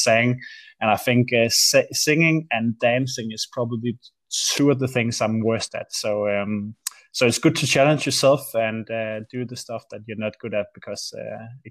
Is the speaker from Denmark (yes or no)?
yes; Aarhus, Central Denmark Region, Denmark; AGF is the local football club here in Aarhus, where I'm from